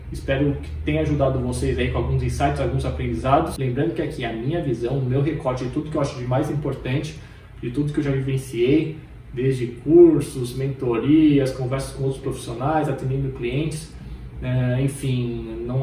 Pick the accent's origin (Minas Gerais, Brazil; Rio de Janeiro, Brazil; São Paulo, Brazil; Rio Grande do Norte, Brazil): São Paulo, Brazil; A Globo, eu sou de São Paulo.